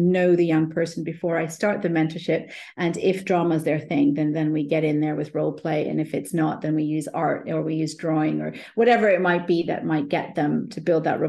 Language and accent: English; India; Being Indian myself